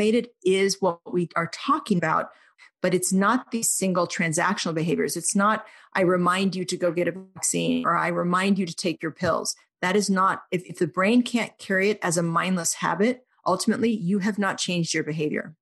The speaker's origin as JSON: {"language": "English", "region": "Oklahoma", "country": "United States", "tie": "born or raised there", "said": "I grew up in Oklahoma"}